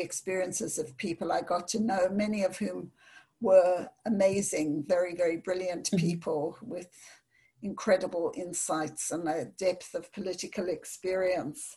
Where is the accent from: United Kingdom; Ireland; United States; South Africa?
South Africa; I grew up in South Africa in the period of apartheid, in a very segregated society